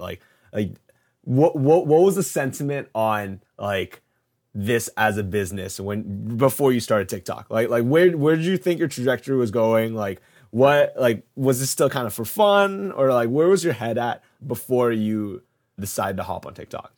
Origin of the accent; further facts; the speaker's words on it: Canada; moved away as an adult; now in New York, United States; I'm Canadian, but I moved to to New York to do this job